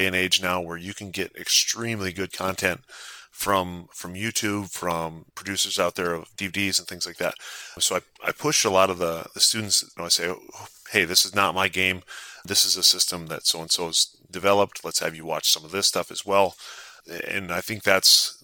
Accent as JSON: {"language": "English", "region": "South Dakota", "country": "United States", "tie": "born or raised there", "said": "growing up in South Dakota"}